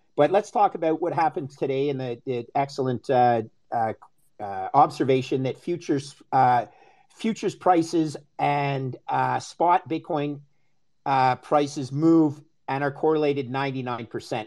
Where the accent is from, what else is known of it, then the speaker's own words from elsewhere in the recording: Canada; also born or lived in United States; I'm Canadian